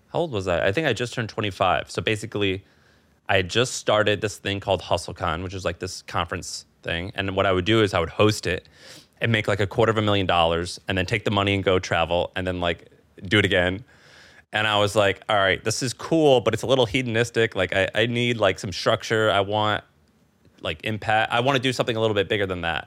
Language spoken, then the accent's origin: English; Missouri, United States; moved away as an adult; also born or lived in San Francisco / New York; now in Austin, United States; I'm from Missouri. My wife's from New York